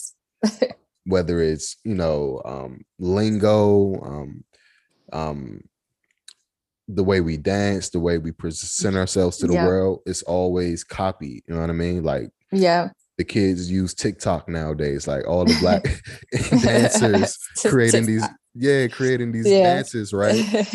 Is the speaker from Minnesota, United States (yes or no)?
no; Washington, District of Columbia, United States; I'm from DC